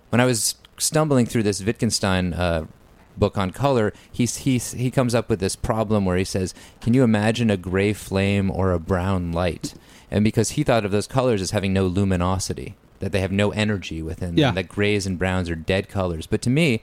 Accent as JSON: {"language": "English", "region": "Vermont", "country": "United States", "tie": "born or raised there", "said": "growing up in Vermont"}